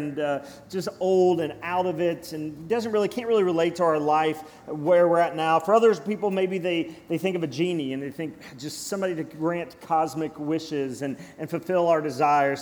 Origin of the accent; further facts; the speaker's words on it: Cynthiana, Kentucky, United States; I grew up in Cynthiana, Kentucky, Harrison County